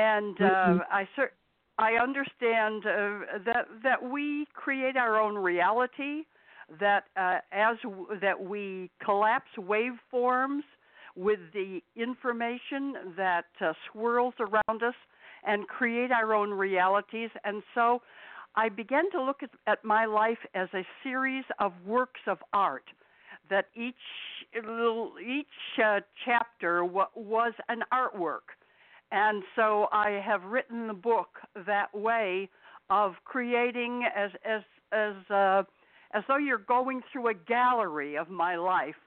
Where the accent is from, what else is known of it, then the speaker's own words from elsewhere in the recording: Utica, New York, United States; also born or lived in Hollywood; I was born here in Utica, New York, in 1938, February of 1938